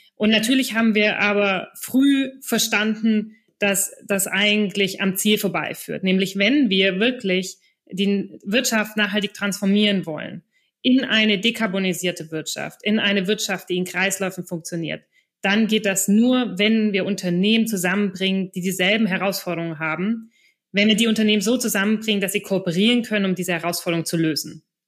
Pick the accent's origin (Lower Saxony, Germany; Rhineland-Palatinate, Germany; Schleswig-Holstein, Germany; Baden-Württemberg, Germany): Baden-Württemberg, Germany; Stuttgart; moved away; also born or lived in Düsseldorf / Hamburg / Belgium / Reutlingen; ich komme selber aus der Stuttgarter Region und habe in Düsseldorf, Hamburg, Belgien und sonst wo gewohnt